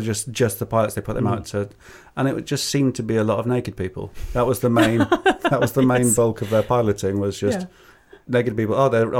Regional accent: United States; I'm so American.

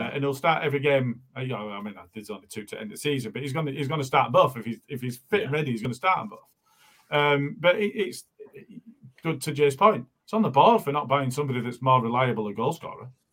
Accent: Morley, Yorkshire and the Humber, United Kingdom; I'm from Morley

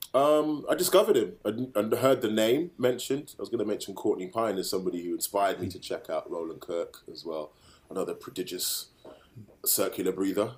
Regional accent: Birmingham, West Midlands, United Kingdom; growing up in Handsworth in Birmingham

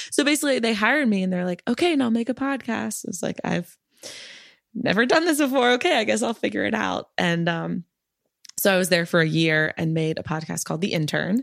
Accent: Maryland, United States; now in Brooklyn, United States; I'm from Maryland

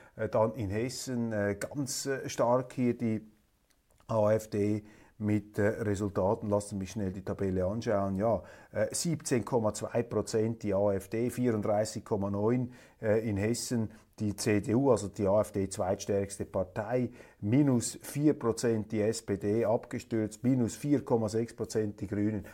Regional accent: Switzerland; Als Schweizer

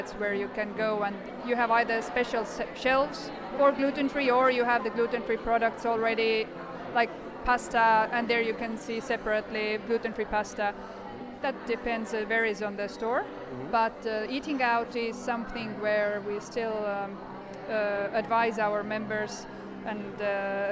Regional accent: Estonia; I come from Estonia.

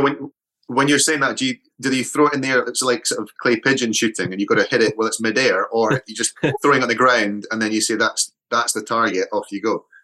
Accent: Edinburgh, Scotland, United Kingdom; moved away; Edinburgh's my hometown

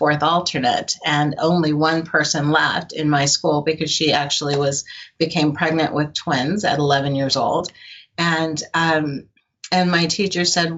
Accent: Albuquerque, New Mexico, United States; also born or lived in Oakland, California; my mother moved me to Albuquerque, New Mexico, of all places. And from there, you know, I went to high school in Albuquerque

